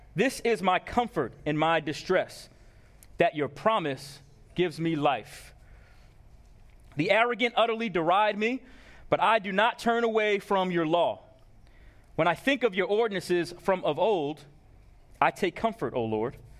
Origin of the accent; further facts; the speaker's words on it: Long Island, New York, United States; moved away; my hometown of Long Island